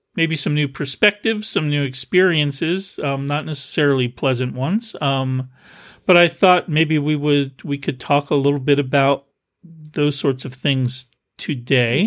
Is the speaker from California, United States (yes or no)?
no; Milltown, New Jersey, United States; moved away; my hometown, I grew up in Milltown, New Jersey